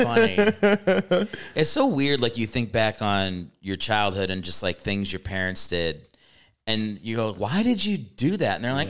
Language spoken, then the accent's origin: English; Virginia, United States; also born or lived in Maryland; So yeah, I think I can claim Maryland as like a secondary, but I do feel like I'm more from Virginia.